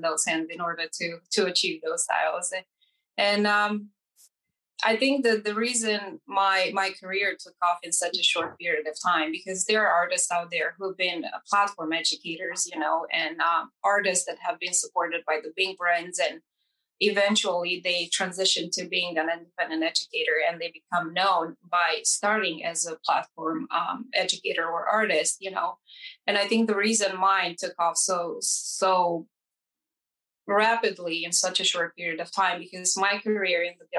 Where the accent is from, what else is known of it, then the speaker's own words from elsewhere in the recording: Romania; English is a second language; moved away; I grew up in Romania, in East Europe. It's a Latin country. I was born and raised in a communist country.